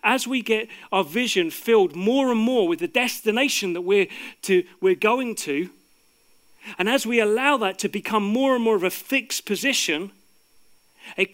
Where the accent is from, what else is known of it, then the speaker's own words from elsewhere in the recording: United Kingdom; people like me who are born here